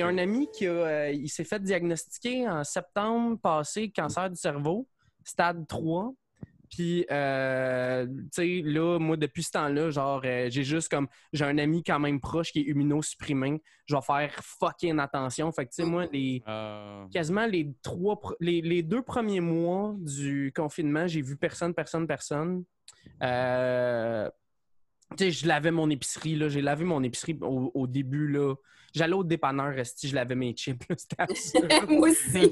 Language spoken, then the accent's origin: French; Saint-Mathias-sur-Richelieu, Quebec, Canada; moved away as an adult; now in Longueuil, Canada; je viens de Saint-Mathieu, je suis sur Richelieu